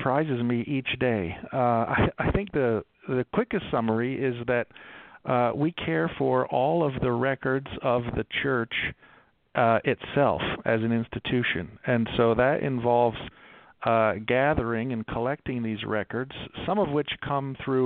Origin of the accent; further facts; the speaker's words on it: Baltimore, Maryland, United States; now in Salt Lake City, United States; I grew up in Baltimore, just outside of Baltimore.